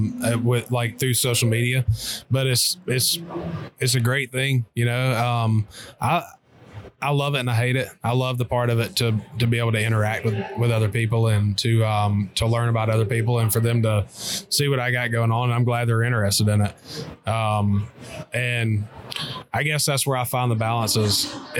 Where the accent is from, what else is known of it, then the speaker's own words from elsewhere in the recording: Kentucky, United States; I grew up hunting in Kentucky, and those birds up there, they're a different breed.